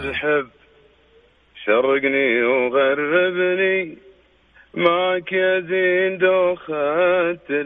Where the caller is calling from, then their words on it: Jeddah, Makkah Province, Saudi Arabia; اكلمك آه، من جده